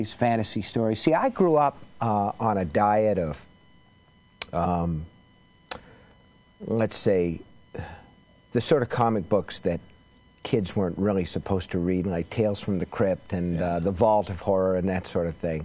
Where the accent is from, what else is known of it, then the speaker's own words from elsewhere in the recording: Maine, United States; I'm from Maine. I'm a Yankee